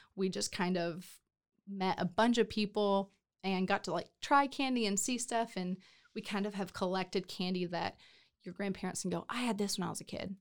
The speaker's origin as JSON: {"language": "English", "town": "McKinney", "region": "Texas", "country": "United States", "tie": "born or raised there", "also_born_or_lived": "Los Angeles / Nashville / Detroit", "moved": "as an adult", "lives_now": "Waco, United States", "said": "grew up in McKinney"}